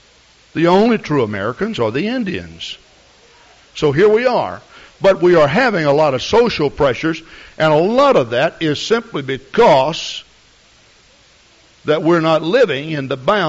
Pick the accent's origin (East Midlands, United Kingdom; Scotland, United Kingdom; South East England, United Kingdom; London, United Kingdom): Scotland, United Kingdom; And I suppose you'd say that I'm a Scottish, okay?